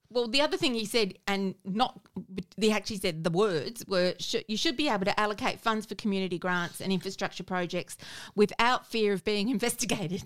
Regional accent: South Australia, Australia; I'm from South Australia

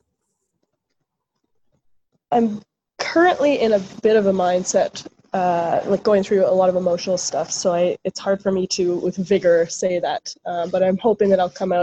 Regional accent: Ottawa, Ontario, Canada; now in Toronto, Canada; I'm from Ottawa, so there weren't so many clubs growing up

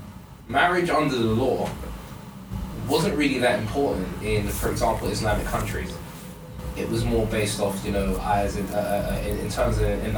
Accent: Nigeria; as a Nigerian

